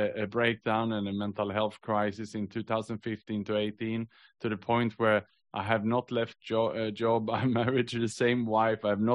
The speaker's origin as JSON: {"language": "English", "country": "Sweden", "tie": "born or raised there", "also_born_or_lived": "Australia / Southeast Asia", "moved": "as an adult", "lives_now": "Singapore", "said": "I was born in Sweden, but I actually moved to Australia when I was 22"}